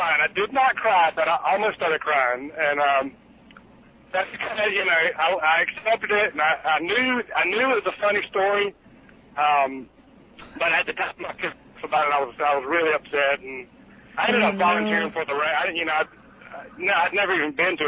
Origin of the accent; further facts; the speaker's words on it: South Georgia, United States; accent: Southern; I am from originally South Georgia, which is kind of in the middle of nowhere. I grew up on a farm